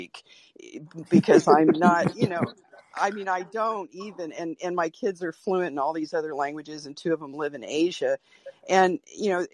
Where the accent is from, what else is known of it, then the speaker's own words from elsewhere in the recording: Norfolk, Virginia, United States; now in Portland, United States; I was born in Norfolk, Virginia, the you know, epicenter of military everything